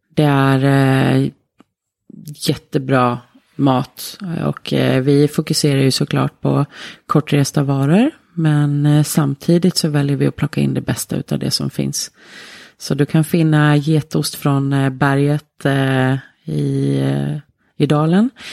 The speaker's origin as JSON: {"language": "Swedish", "country": "Sweden", "also_born_or_lived": "Tromsø, Norway / Oslo, Norway", "moved": "yes", "lives_now": "Norway", "said": "som ni har på dialekten så är ju inte jag från Telemark. Eh, jag kommer från Sverige"}